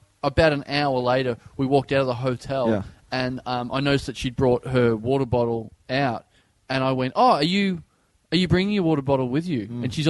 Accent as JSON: {"language": "English", "country": "Australia", "said": "I'm Australian."}